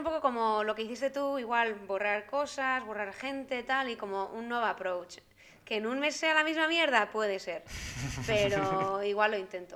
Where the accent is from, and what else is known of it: Spain; moved away as an adult; now in Brussels, Belgium